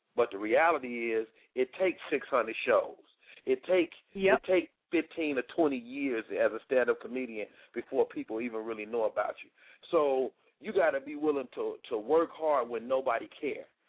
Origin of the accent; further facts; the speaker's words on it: Chicago, Illinois, United States; moved away; I'm from Chicago, but I didn't start my comedy career till I moved out of Chicago